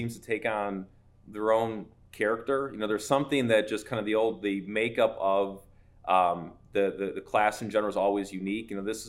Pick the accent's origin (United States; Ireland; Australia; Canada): United States; Cleveland, Ohio; a Cleveland Browns fan myself, born and raised in Cleveland